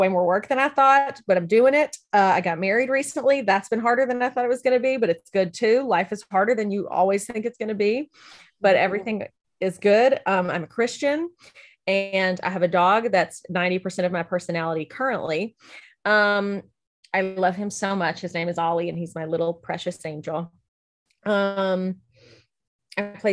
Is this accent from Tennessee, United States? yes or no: yes; Lebanon, Tennessee, United States; also born or lived in Memphis, Tennessee; I am from Lebanon, Tennessee, was born in Memphis, Tennessee, moved to Lebanon when I was like 4 months old, lived there up through high school